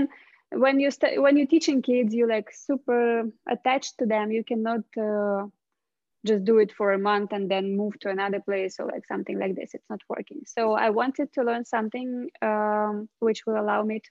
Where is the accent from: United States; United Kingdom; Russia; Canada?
Russia; I'm from Russia.